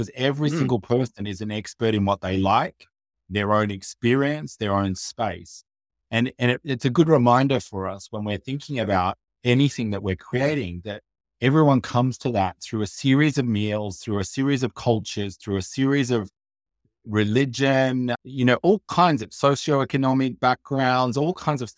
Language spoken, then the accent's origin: English; Australia; also born or lived in Asia / Africa; So I'm originally from Australia, but we lived in Asia, in Africa, in other parts of the world.